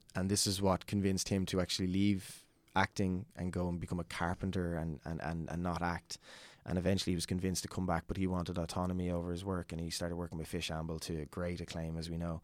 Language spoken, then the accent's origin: English; Dublin, Leinster, Ireland; I'm from Fairhouse, Chacoacha, which is, um, kind of on the outskirts of, of Southwest Dublin